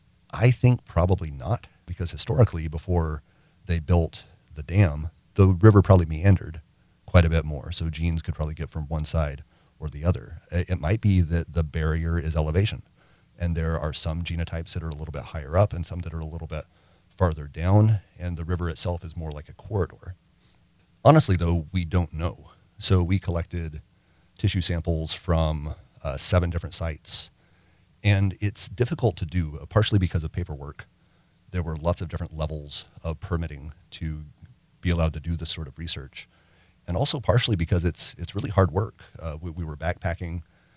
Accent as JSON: {"language": "English", "region": "Arkansas", "country": "United States", "tie": "born or raised there", "also_born_or_lived": "Mississippi / Louisiana", "said": "As a kid, I grew up in Arkansas, Mississippi, and Louisiana."}